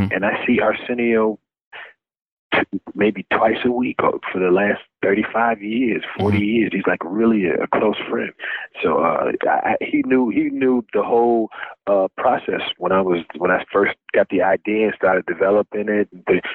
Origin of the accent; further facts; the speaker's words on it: New York City, New York, United States; I'm from Brooklyn